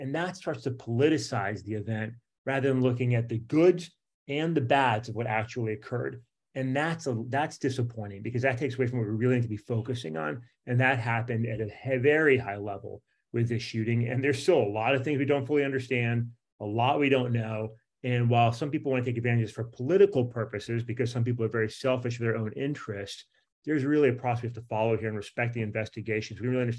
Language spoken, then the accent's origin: English; Virginia, United States; in my home state here in Virginia